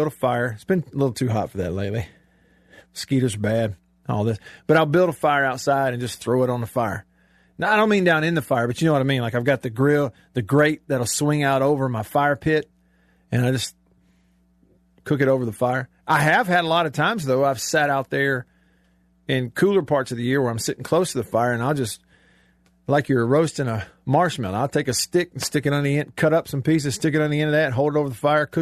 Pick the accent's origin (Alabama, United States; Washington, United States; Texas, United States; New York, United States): Alabama, United States; I grew up in Alabama